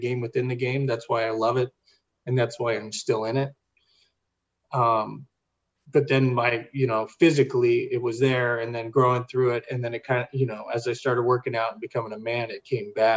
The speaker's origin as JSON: {"language": "English", "town": "Sacramento", "region": "California", "country": "United States", "said": "I come from Northern California, Sacramento, the valley"}